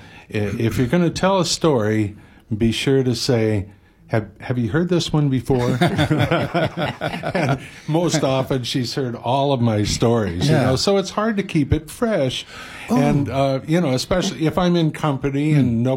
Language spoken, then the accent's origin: English; San Francisco, California, United States; moved away; I'm proud of my hometown